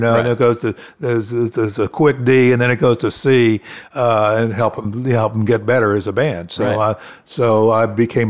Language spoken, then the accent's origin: English; Clearwater, Florida, United States; also born or lived in Pennsylvania / Sarasota; I was born in Pennsylvania, moved to Florida as a first grader, lived in Clearwater until I went to junior high school and moved to Sarasota.